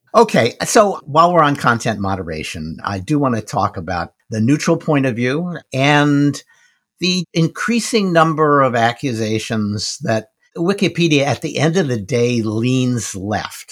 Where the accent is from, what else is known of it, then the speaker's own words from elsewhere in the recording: United States; I'm an American